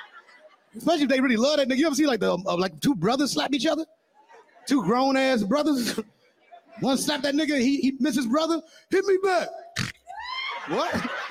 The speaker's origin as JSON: {"language": "English", "town": "Chicago", "region": "Illinois", "country": "United States", "said": "It ain't right, but I get it, you know, because I'm from the West Side of Chicago."}